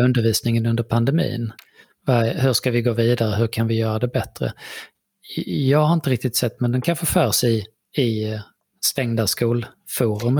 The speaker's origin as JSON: {"language": "Swedish", "country": "Sweden", "said": "vi är ju svenskar så att vi säger ju saker på väldigt svenskt sätt"}